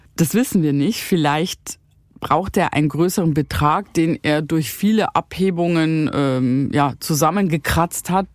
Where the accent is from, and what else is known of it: Bavaria, Germany; also born or lived in Rhineland